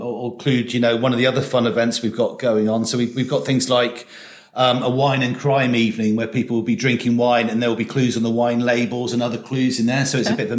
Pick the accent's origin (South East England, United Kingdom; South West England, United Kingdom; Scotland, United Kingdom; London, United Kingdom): South West England, United Kingdom; Teignmouth; also born or lived in Torquay; I was born in Teignmouth and moved to Torquay when I was 16.